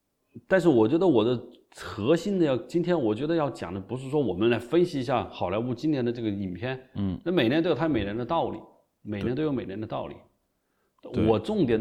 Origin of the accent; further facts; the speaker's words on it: China; 我要金鸡奖最，因为我觉得是我是中国人，金鸡奖是中国的最高奖，是吧？